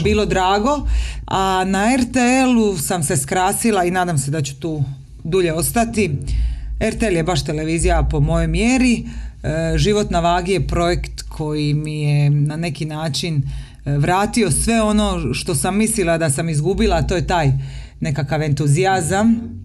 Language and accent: Croatian; Dalmatia, Croatia; now in Zagreb, Croatia; Doživjeli smo potres kao dijete u Dalmaciji, ti i ja